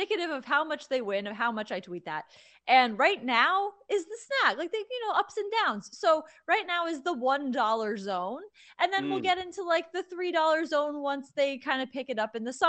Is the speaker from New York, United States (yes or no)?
no; Connecticut, United States; moved away as an adult; now in Boston, United States; I grew up in Connecticut.